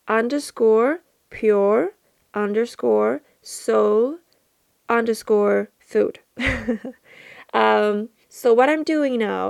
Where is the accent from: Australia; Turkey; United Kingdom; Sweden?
Sweden; since I'm from Sweden. And I'm 25 years old in my human earth age. Not sure how old I am in my spirit, in my soul. And I live out in the countryside, in Sweden, south of Sweden. And I grew up in the countryside.